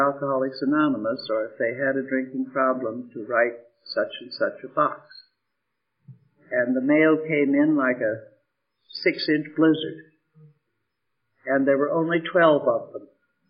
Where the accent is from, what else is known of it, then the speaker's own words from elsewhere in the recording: New York, United States; I'm from New York